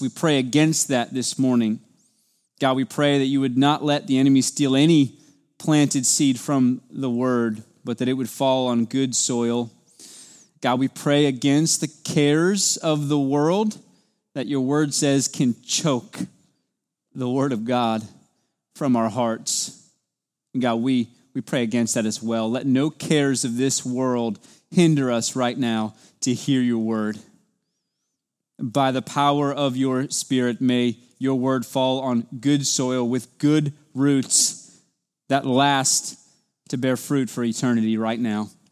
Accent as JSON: {"language": "English", "country": "United States", "said": "as an American in two thousand twenty-two"}